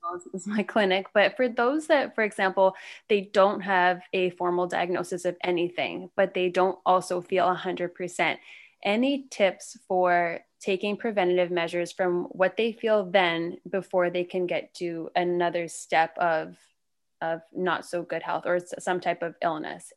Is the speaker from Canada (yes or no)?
yes; Canada; moved away as an adult; now in Charlotte, United States; I'm Canadian, though, so I just moved here in two thousand sixteen